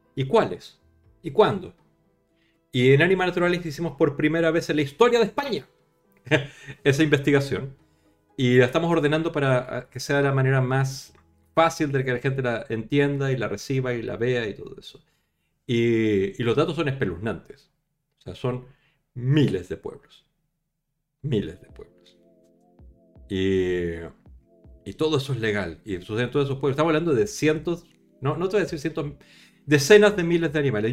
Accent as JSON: {"language": "Spanish", "country": "Chile", "accent": "latino", "moved": "yes", "lives_now": "Spain", "said": "Chile, en mi país"}